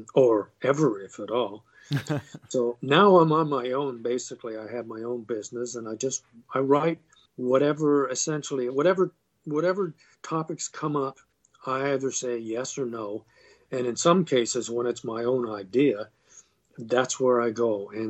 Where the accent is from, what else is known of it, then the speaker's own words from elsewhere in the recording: Canada; also born or lived in London, England; I was born in London, England, moved to Canada when I was very young, and I've been here ever since